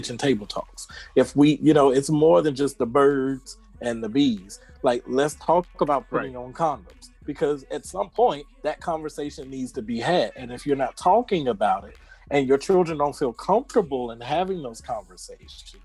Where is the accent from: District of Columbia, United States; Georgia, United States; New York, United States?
Georgia, United States; Atlanta; I'm from Atlanta.